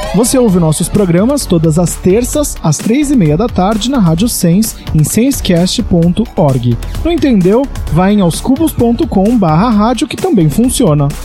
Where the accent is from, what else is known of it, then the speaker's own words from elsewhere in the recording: Praia Grande, São Paulo, Brazil; also born or lived in Santos; eu sou de Santos, nasci em Santos, mas morei minha vida toda em Praia Grande, no litoral de São Paulo